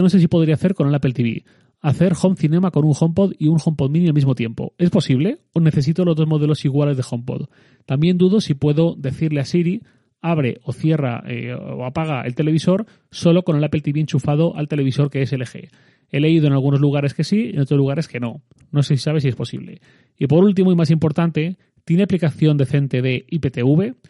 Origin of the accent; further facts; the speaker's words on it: Valencian Community, Spain; soy valenciano